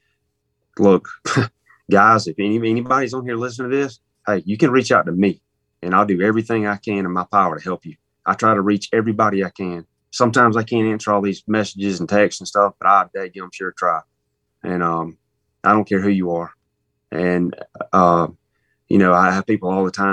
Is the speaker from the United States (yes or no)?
yes; Warren County, Georgia, United States; that's where I killed my first deer, Warren County. Graduated in Warren County, okay. Broward Academy.